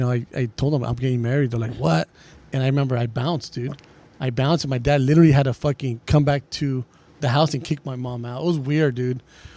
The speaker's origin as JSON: {"language": "English", "town": "El Monte", "region": "California", "country": "United States", "said": "I'm from Monte, bro."}